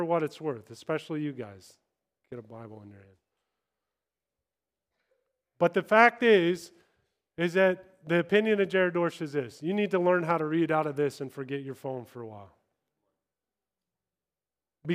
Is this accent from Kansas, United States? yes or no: yes; Kansas, United States; moved away as an adult; also born or lived in Los Angeles, California / England; I'm from Kansas. I talk slow